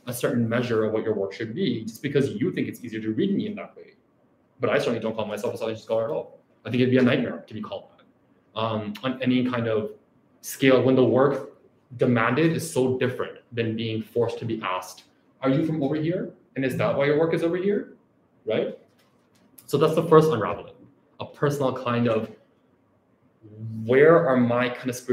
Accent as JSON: {"language": "English", "town": "Toronto", "region": "Ontario", "country": "Canada", "also_born_or_lived": "Pakistan", "said": "I'm from Rexdale"}